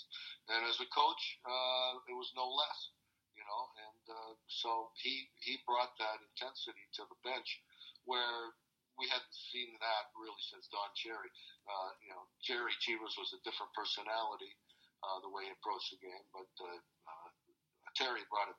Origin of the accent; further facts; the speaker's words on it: Toronto, Ontario, Canada; I grew up in Toronto, a hockey hotbed in the 60s